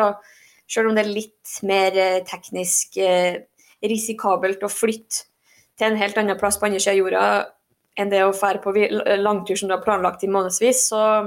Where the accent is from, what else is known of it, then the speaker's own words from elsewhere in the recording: Norway; moved away as an adult; now in Fairbanks, United States; jeg er norsk